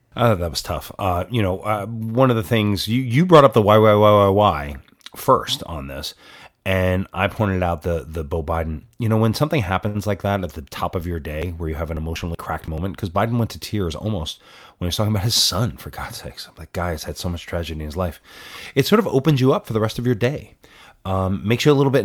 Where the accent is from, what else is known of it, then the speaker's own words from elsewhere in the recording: New York, United States; I grew up in New York.